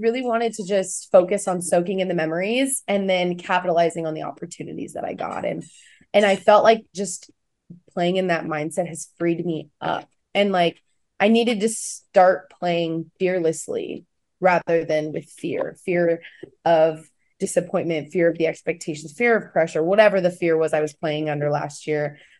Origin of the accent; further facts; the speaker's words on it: Kansas, United States; Like, I'm the girl from Kansas.